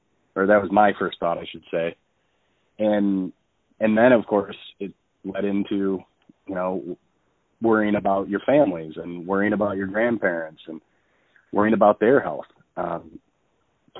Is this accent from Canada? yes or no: no; Holt, Michigan, United States; I grew up in Holt. We've lived here our entire lives